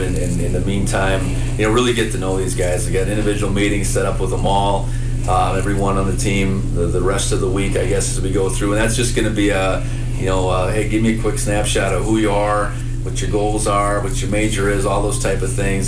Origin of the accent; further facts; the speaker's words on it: Buxton, North Dakota, United States; moved away as an adult; now in Bozeman, United States; I grew up in North Dakota